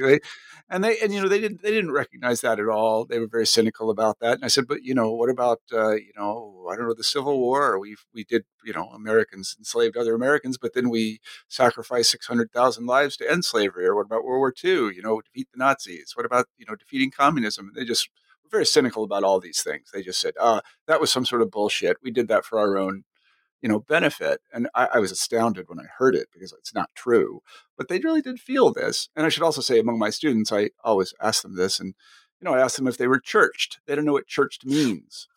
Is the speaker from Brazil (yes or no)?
no; Kansas, United States; moved away as an adult; I came from Kansas